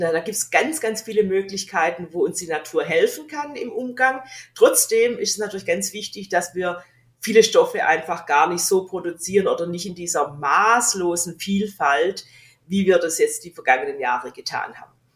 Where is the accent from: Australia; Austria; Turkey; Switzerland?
Australia; moved away; ich bin Australierin